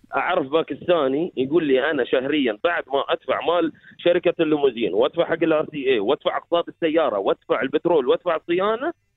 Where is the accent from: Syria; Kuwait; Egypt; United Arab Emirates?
United Arab Emirates; انا كمواطن